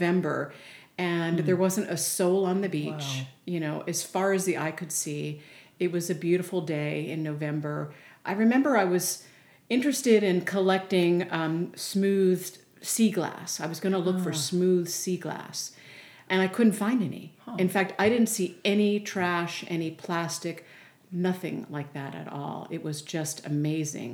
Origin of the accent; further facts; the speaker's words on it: Maryland, United States; having been born and raised in Maryland myself